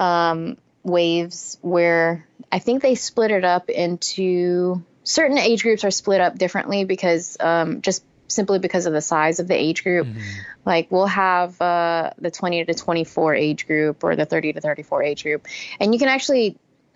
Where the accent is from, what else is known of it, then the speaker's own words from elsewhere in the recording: Texas, United States; now in Louisiana, United States; I'm from Texas and I live in Louisiana